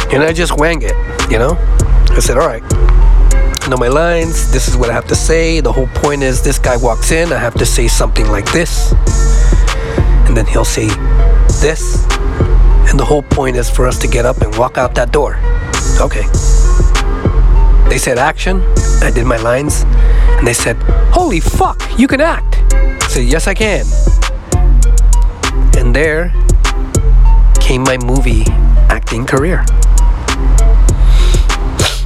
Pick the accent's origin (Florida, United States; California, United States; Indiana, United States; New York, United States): California, United States; San Francisco; also born or lived in Fresno, California; I was born and raised in San Francisco